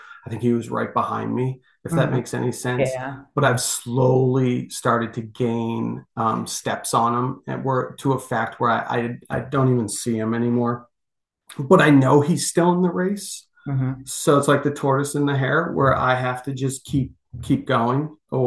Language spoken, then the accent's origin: English; United States; we're American